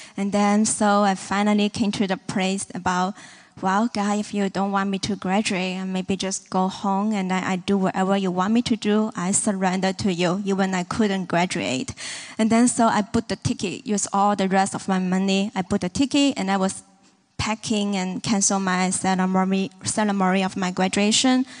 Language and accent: English; Hong Kong; moved away as an adult; now in Kansas City, United States; We are from Hong Kong, China, and then, um, this is my fifth year here in Kansas City.